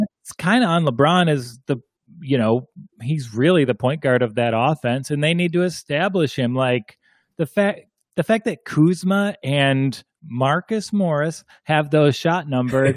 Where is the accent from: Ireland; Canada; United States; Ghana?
Ireland; I'm, I'm Irish